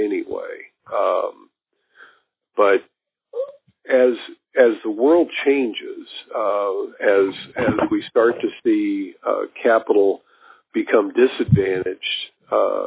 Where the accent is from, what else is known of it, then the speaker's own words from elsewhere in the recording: Kansas City, Missouri, United States; I grew up in Kansas City, and it's a bit of a railroad hub